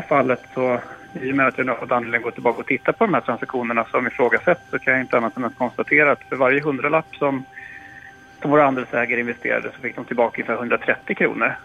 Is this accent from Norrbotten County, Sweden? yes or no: no; Stockholm, Stockholm County, Sweden; är 30 år gammal, född och uppvuxen i Stockholm